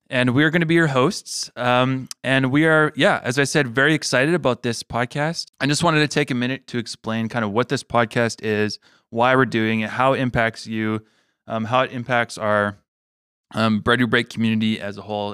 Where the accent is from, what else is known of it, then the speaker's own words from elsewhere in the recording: Manitoba, Canada; also born or lived in Regina, Saskatchewan; I was born there. And I, but I was raised here in Manitoba